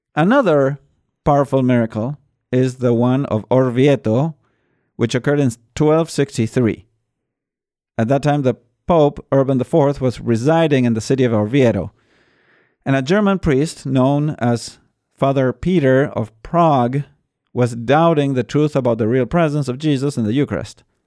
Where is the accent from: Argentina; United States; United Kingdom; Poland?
Argentina; Buenos Aires; I am from Buenos Aires